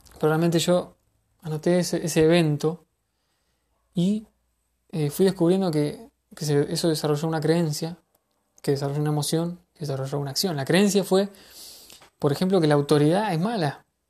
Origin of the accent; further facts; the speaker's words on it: Argentina; en mi país